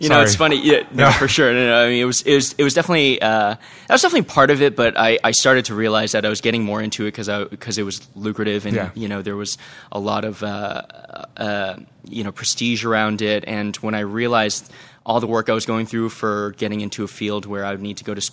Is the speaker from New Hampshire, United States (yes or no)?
yes; New Hampshire, United States; moved away as an adult; also born or lived in Maine / Boston; now in San Diego, United States; born and raised in New Hampshire, you know, went to school up in Maine and, worked for about 5-6 years in Boston, and then a couple of years ago an opportunity brought me out to San Diego